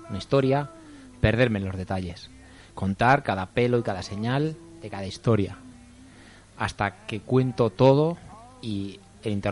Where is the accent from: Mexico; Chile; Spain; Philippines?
Spain; Burgos, Castile and León; de Burgos.